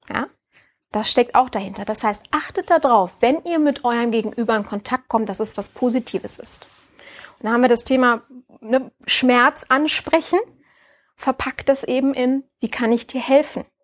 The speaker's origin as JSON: {"language": "German", "town": "Düsseldorf", "region": "North Rhine-Westphalia", "country": "Germany", "said": "Bin ja Düsseldorferin."}